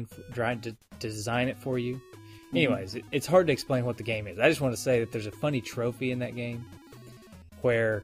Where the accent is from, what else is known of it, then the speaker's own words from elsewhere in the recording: Tennessee, United States; accent: country; I'm from Tennessee